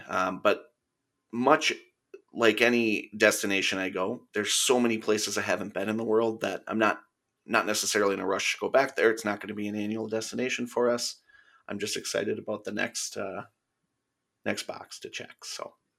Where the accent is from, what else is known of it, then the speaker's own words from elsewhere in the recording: Minnesota, United States; being a Minnesotan